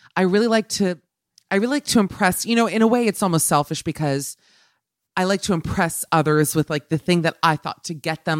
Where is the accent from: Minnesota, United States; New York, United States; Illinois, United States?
New York, United States; I'm a New Yorker, so obviously living here